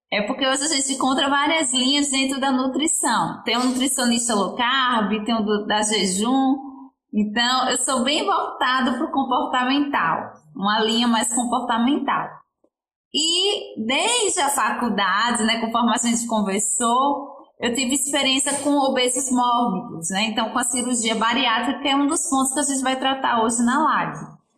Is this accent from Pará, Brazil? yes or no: no; Aracaju, Sergipe, Brazil; Sim, eu sou de Aracaju, Sergipe, fica aqui no Nordeste, do ladinho da Bahia, que eu acho que é onde as pessoas mais conhecem.